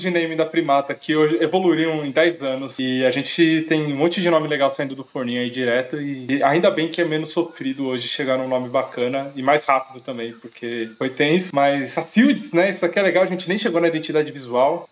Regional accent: ABC region of São Paulo, Brazil; Nós somos aqui do ABC de São Paulo

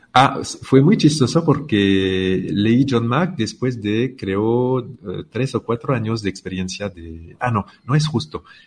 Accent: France; soy francés

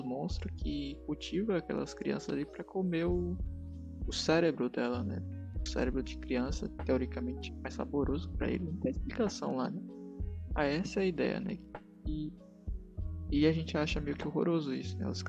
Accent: Northeast Region, Brazil; a gente não é de São Paulo. A gente é da região Nordeste

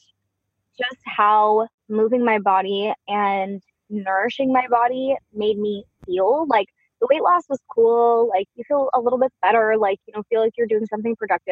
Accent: Dallas, Texas, United States; moved away as an adult; also born or lived in Seattle, Washington; just after high school, we moved from Dallas to Seattle, Washington.

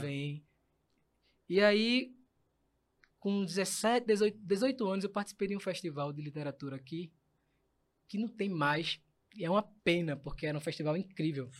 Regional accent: Recife, Pernambuco, Brazil; eu vim de, de, da Iputinga, maior orgulho, viva Iputinga

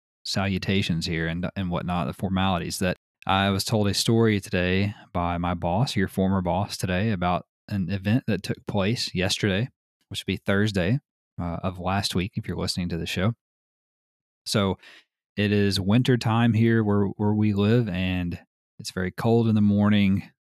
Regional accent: United Kingdom; I'm British.

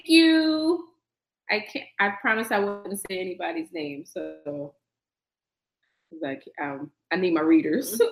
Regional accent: New Jersey, United States; also born or lived in New York City / Maryland; now in Miami, United States; I grew up mostly in North Jersey

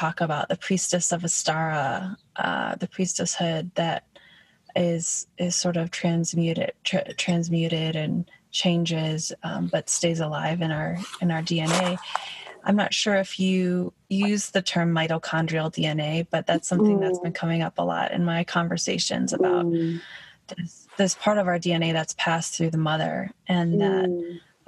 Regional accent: Michigan, United States; I grew up on a farm too in Michigan

